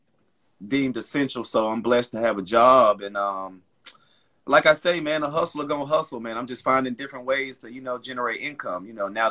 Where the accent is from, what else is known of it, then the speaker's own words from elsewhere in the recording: Charlotte, North Carolina, United States; Born and raised in Charlotte, North Carolina